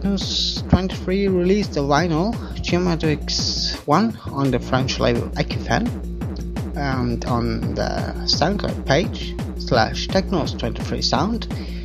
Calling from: Vienna, Austria; accent: Viennese; So I'm sending greets from Vienna to Styria in German, Der … in die Steiermark. Well, this was rather Viennese dialect

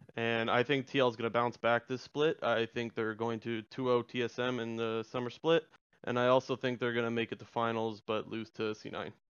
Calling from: Ontario, Canada; I'm calling from Ontario

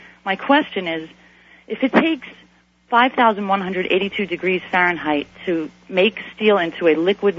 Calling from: State College, Pennsylvania, United States; State College, Pennsylvania.

